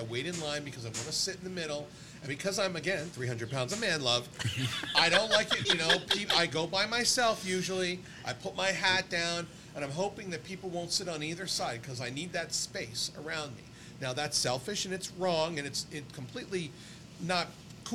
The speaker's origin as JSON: {"language": "English", "region": "Delaware", "country": "United States", "tie": "born or raised there", "said": "I grew up in Delaware, and there was the Chestnut Hill Twin Cinema, two theaters"}